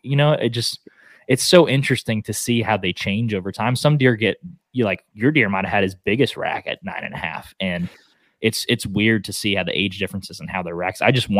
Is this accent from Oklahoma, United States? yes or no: yes; Oklahoma, United States; I live in Texas, but I hunt almost exclusively in Oklahoma. It's my home state